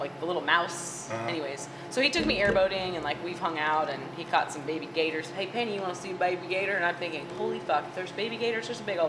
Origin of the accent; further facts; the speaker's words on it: California, United States; I'm from Southern California. I've never eaten squirrel before.